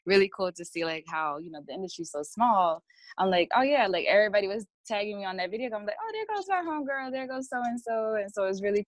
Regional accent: Rahway, New Jersey, United States; now in New York City, United States; I'm originally from Rahway, New Jersey, but I live in New York City

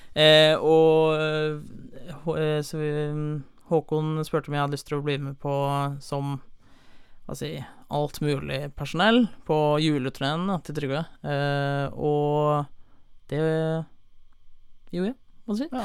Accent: Holmestrand, Vestfold, Norway; also born or lived in Sandefjord; jeg er fra Sandefjord, eh, men jeg har vokst opp i Holmestrand

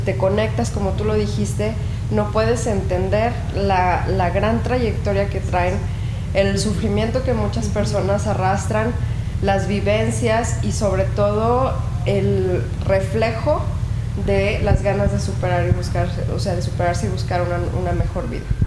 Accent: La Chona, Jalisco, Mexico; somos de La Chona

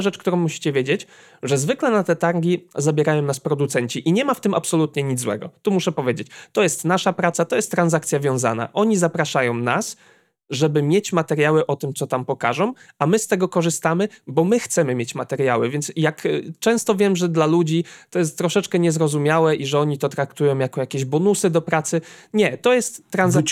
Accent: Słupsk, Pomeranian Voivodeship, Poland; jestem ze Słupska

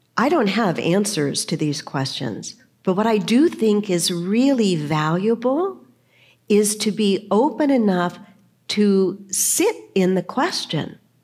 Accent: San Diego, California, United States; when I was growing up, I grew up in the Lutheran Church, and we went pretty much every Sunday. My parents were open to different churches, but we kind of landed in the Lutheran Church. Here in San Diego, as a matter of fact, I was confirmed

